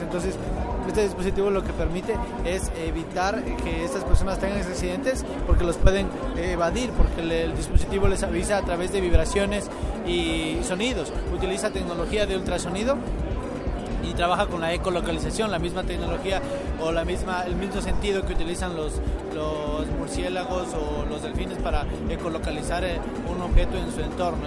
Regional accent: Ecuador; soy de Ecuador

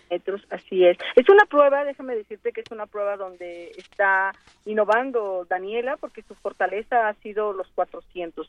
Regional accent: Mexico; para nosotros como universitarios es un gran orgullo, como mexicanos doblemente

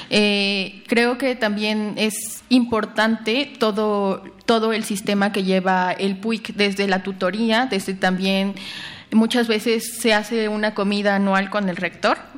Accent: Oaxaca, Mexico; tocaban pues eran canciones de Oaxaca, entonces eso para mí era impresionante estar tan lejos de mi pueblo, de mis papás y ver como que en, la banda había como muchas personas que yo conocía.

